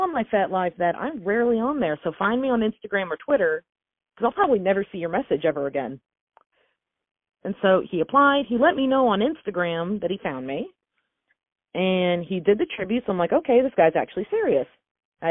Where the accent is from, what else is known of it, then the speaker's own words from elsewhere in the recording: North Georgia, United States; up in North Georgia, there's not a whole lot of fancy things. I think the fanciest thing we have in my hometown